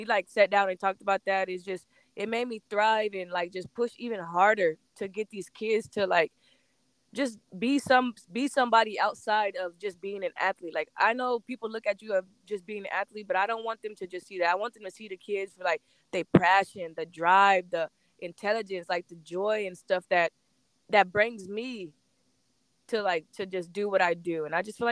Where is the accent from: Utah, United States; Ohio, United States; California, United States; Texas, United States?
Texas, United States; Corpus Christi; born and raised in Corpus Christi, Texas